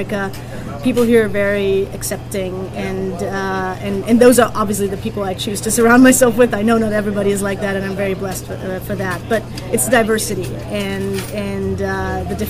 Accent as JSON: {"language": "English", "town": "Burghausen", "region": "Bavaria", "country": "Germany", "tie": "born or raised there", "moved": "yes", "lives_now": "Los Angeles, United States", "said": "Burghausen in Germany, which is my hometown of 20,000 people."}